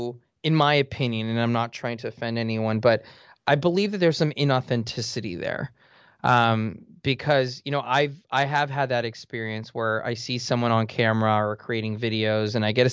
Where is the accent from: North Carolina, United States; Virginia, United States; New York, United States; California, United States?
California, United States; Los Angeles; I grew up in Eagle Rock in the eastern part of Los Angeles. You know, my dad, a janitor, he's still a janitor, and my mom was a seamstress.